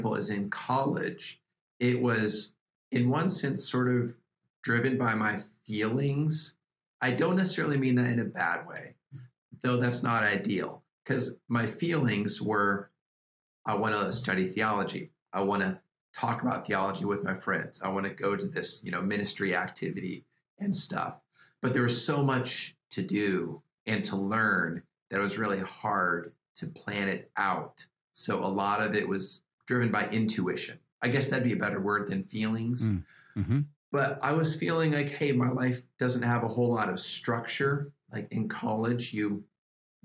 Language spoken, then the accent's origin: English; Iowa, United States; moved away as an adult; I grew up in Iowa, which was a wonderful place to grow up.